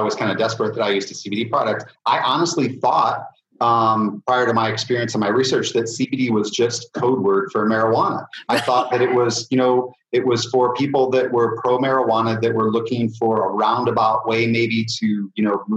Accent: Indiana, United States; I'm from Indiana, so we have a lot of corn growing right now here

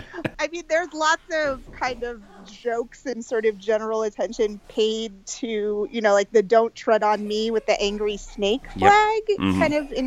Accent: Swanzey, New Hampshire, United States; I grew up in Swansea, New Hampshire, which is a, you know, very small town in the very small state of New Hampshire. Very rural, big trees in the backyard.

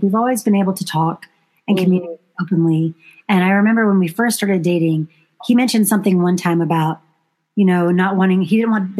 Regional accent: the South, United States; I was raised very conservatively in the South

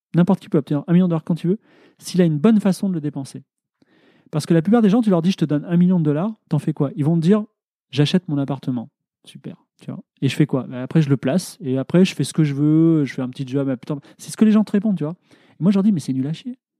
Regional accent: France

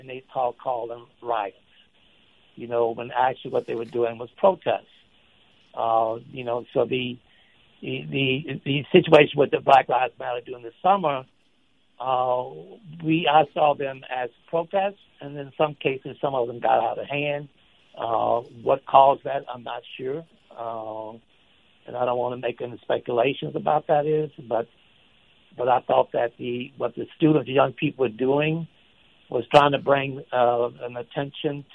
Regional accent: Shreveport, Louisiana, United States; Shreveport, which is my hometown

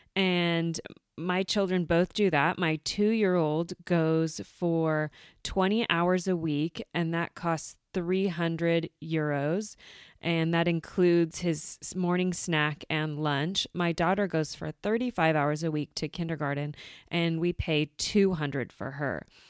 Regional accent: United States; moved away as an adult; now in Germany; we went back to the U S and I had my daughter back in my hometown

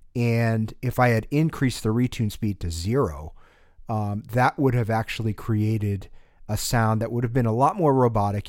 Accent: New England, United States; growing up in New England

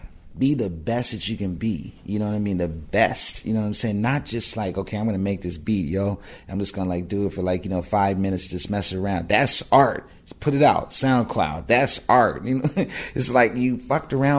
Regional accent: Pasadena, California, United States; me and my buddies in my hometown of Pasadena made it a rap group called JSD

